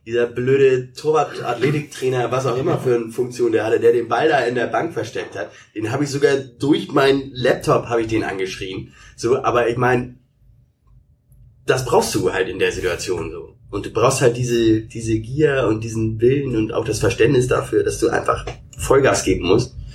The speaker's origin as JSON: {"language": "German", "region": "Hamburg", "country": "Germany", "said": "Sandertannen, ja, ich komme ja aus dem Hamburger Osten."}